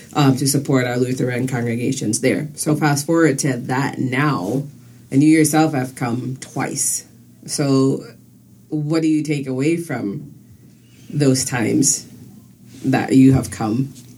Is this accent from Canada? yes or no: no; U.S. Virgin Islands; also born or lived in Saint Vincent and the Grenadines; now in United States; I was born on the island of St. Vincent and the Grenadines. Okay. And about age eight, my family moved to the U.S. Virgin Islands, first to St. Croix and then to St. Thomas.